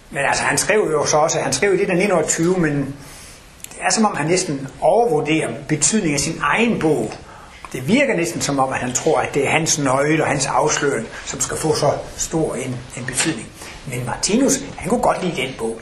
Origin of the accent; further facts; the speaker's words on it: Denmark; moved away; Jeg kommer over fra Jylland af